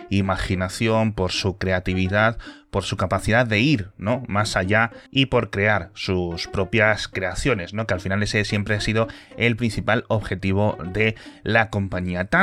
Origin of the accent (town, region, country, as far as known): Spain; also born or lived in Seville